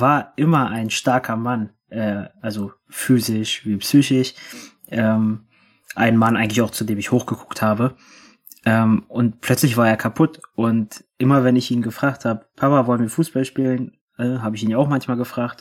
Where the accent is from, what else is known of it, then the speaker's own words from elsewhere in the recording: Berlin, Germany; ich bin 97 in Berlin geboren